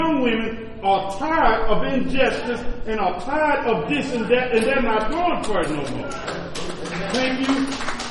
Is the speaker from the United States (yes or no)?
yes; Louisiana, United States; now in Oklahoma, United States; I'm from Louisiana